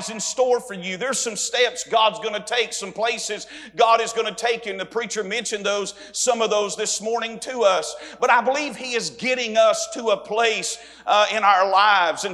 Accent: Dalton, Georgia, United States; moved away as an adult; now in Staunton, United States; I was born in Dalton, Georgia, and served there and lived there and served the Lord there and pastored there for 8.5 years

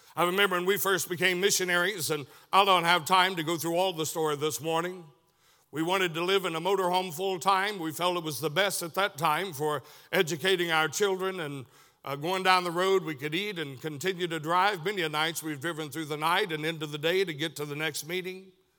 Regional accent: Tunnel Hill, Georgia, United States; moved away; also born or lived in Chatsworth, Georgia; I was born in Chatsworth, Georgia, raised most of my life around the Tunnel Hill West Side area

